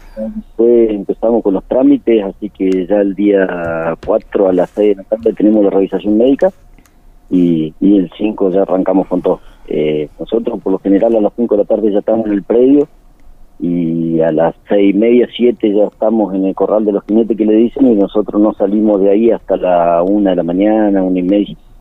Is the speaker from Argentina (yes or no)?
yes; Río Gallegos, Santa Cruz, Argentina; nosotros nos criamos, yo soy, de Río gallego, y nos criamos